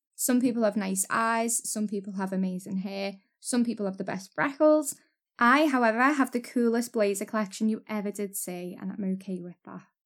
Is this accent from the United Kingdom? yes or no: yes; Waterloo, North West England, United Kingdom; I'm from Waterloo, which is North Liverpool